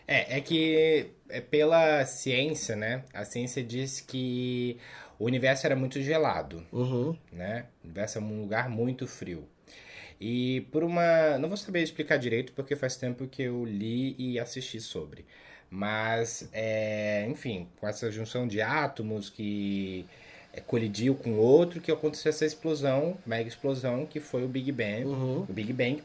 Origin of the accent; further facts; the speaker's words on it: South Region, Brazil; now in Southeast Brazil; eu não nasci aqui, né? Eu sou do Sul também